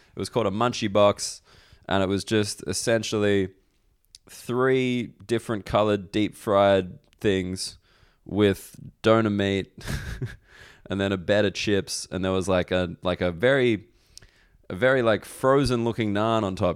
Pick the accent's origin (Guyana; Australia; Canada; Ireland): Australia; moved away; as an Australian person